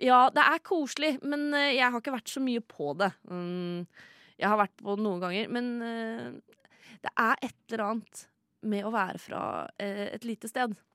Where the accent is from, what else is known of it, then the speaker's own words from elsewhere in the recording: Sande, Vestfold, Norway; Jeg er fra Sande i Vestfold